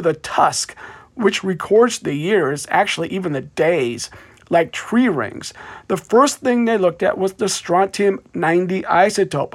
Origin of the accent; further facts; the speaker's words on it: Davenport, Iowa, United States; my hometown of Davenport, Iowa